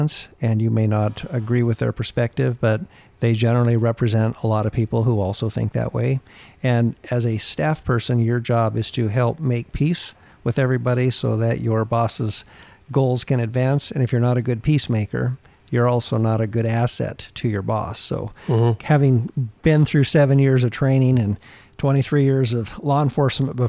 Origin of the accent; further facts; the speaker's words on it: Alaska, United States; also born or lived in Anchorage, Alaska / Newhalen, Alaska; I grew up in little villages around Alaska.